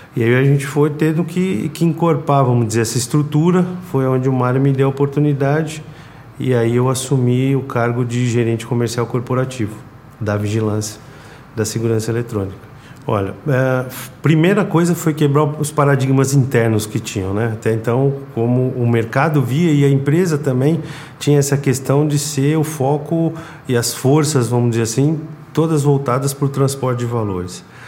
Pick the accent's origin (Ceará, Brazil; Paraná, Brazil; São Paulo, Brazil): São Paulo, Brazil; sou de São Paulo, natural de São Paulo